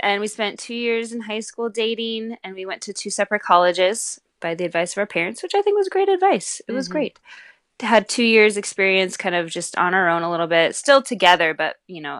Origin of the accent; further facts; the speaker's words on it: Pacific Northwest, United States; And we grew up in the Northwest together.